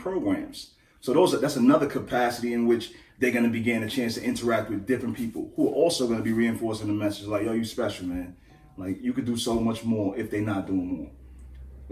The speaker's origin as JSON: {"language": "English", "town": "New York City", "region": "New York", "country": "United States", "tie": "born or raised there", "said": "I come from Crown Heights"}